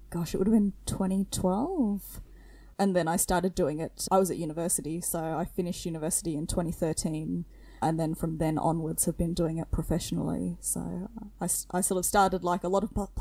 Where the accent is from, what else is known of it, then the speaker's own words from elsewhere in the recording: Queensland, Australia; I'm a full-time plush maker from Queensland, Australia. So I hope my accent's not too thick